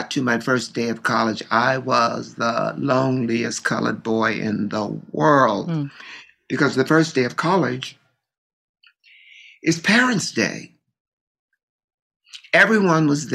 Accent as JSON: {"language": "English", "town": "Baltimore", "region": "Maryland", "country": "United States", "tie": "born or raised there", "said": "Growing up in Baltimore"}